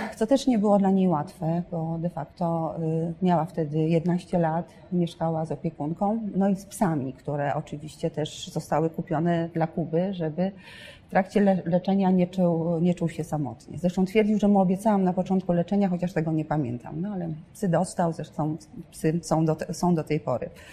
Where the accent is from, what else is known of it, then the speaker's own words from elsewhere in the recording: northern Poland, Poland; jestem z północy